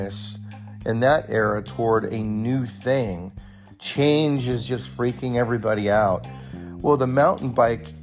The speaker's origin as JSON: {"language": "English", "area": "near Bear Valley", "region": "California", "country": "United States", "tie": "born or raised there", "moved": "yes", "lives_now": "Bend, United States", "said": "I grew up near Bear Valley in California"}